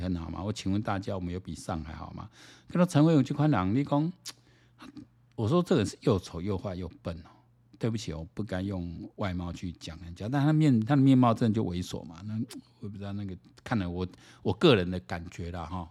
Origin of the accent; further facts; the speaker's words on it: Taiwan; 我们台湾人要整天